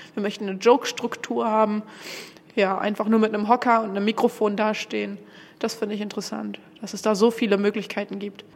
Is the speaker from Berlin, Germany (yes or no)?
yes; Berlin, Germany; komme aus Berlin